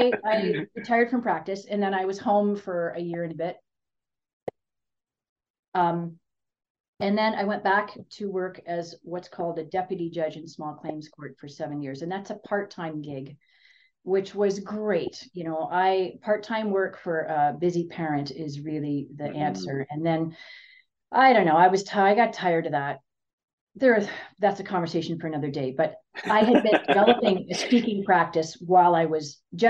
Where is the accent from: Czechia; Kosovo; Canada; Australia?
Canada; Ontario; moved away as an adult; now in Kelowna, Canada; I'm from Ontario.